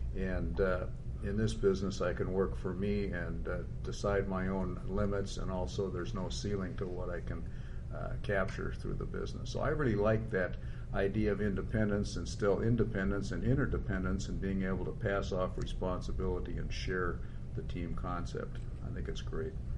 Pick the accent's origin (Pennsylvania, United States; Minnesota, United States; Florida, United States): Minnesota, United States; I'm a Minnesotan